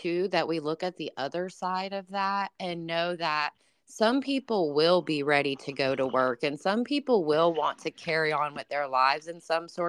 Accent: the South, United States; I grew up in the South

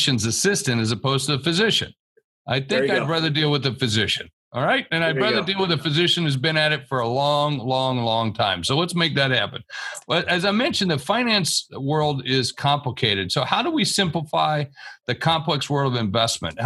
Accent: South Dakota, United States; I'm from South Dakota.

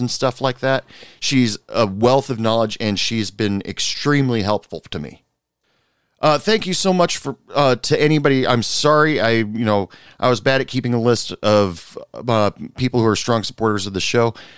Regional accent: United States; me as an American

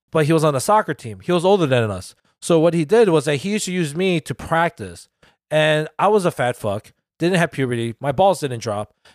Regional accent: United States; our country

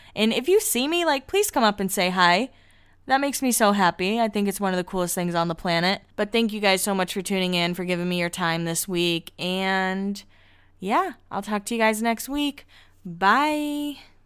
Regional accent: Massachusetts, United States; I grew up in Massachusetts

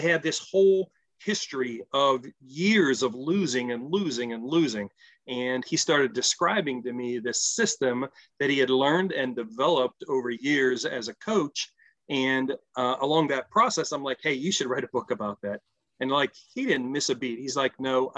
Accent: Pittsburgh, Pennsylvania, United States; moved away as an adult; now in Ohio, United States; I grew up outside of Pittsburgh

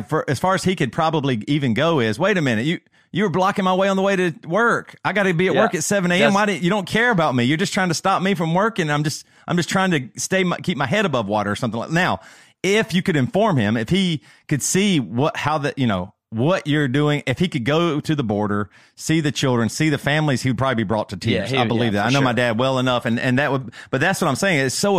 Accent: the South, United States; I'm from the South and my dad hears you say running a stop sign

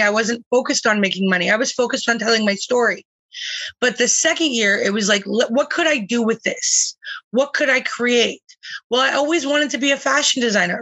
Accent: Calgary, Alberta, Canada; now in British Columbia, Canada; I was born in Calgary.

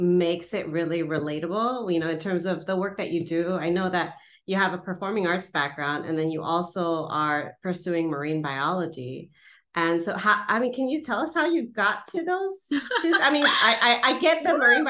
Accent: San Fernando Valley, California, United States; growing up in the San Fernando Valley, the SoCal part, single parent household

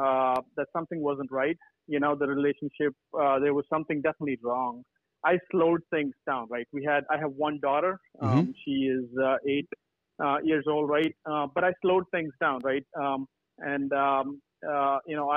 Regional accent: California, United States; I'm from California as well

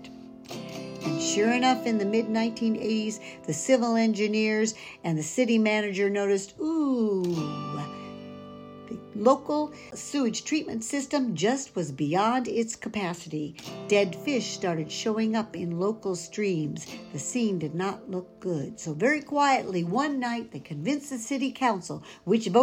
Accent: Columbia, Missouri, United States; I grew up in the town of Columbia, Missouri

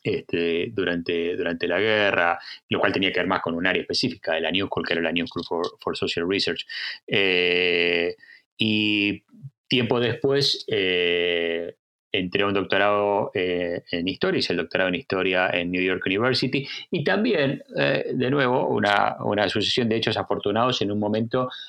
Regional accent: Argentina; moved away as an adult; also born or lived in United States; now in Bergen, Norway; nací en Argentina, soy argentino y trabajo mucho en Argentina

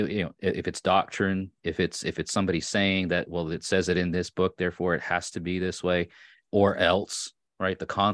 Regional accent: Long Island, New York, United States; accent: Long Island; moved away as an adult; also born or lived in Orange County, New York / Hudson Valley, New York; now in Tennessee, United States; I was born and raised on Long Island. And sometimes, depending on how upset I am and or how much I've had to drink, the Long Island accent comes out a bit more

